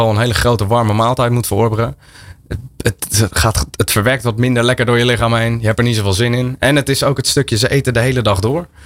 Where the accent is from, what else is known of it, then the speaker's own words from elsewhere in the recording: Netherlands; Eh, en je wil om vijf uur als Nederlander ik van nou, eh, tijd voor avondeten.